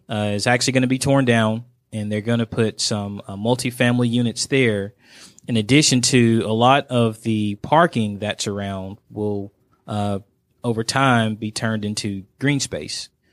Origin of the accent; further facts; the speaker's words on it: Dalton, Georgia, United States; my hometown, Dalton, Georgia. That's where I was born and raised